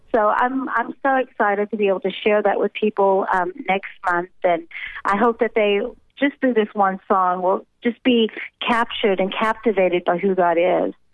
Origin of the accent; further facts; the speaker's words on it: United States; moved away as an adult; now in South Africa; I'm an American that's been transplanted and been living in South Africa for pretty much most of my married life